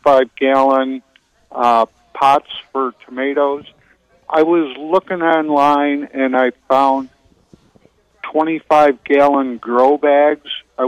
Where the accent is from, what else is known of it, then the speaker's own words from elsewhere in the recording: Illinois, United States; moved away as an adult; now in Willow Spring, United States; Illinois. I've been listening to you guys since we moved down here in 2006.